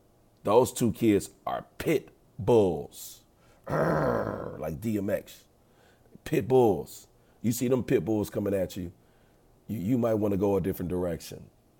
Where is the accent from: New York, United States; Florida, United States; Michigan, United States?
Michigan, United States; Detroit; I don't live in Indiana. All right? I'm not from French Lick like Larry Bird. Okay? I'm from Detroit. All right? Went to Cassette.